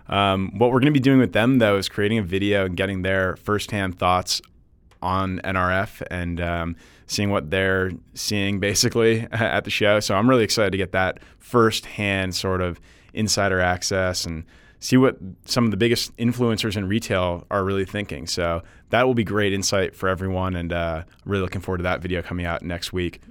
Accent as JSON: {"language": "English", "region": "Northeast", "country": "United States", "moved": "yes", "said": "being, uh, from the Northeast and going back there"}